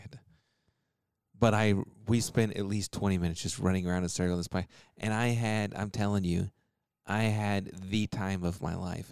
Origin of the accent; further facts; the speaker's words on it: Texas, United States; I grew up in Texas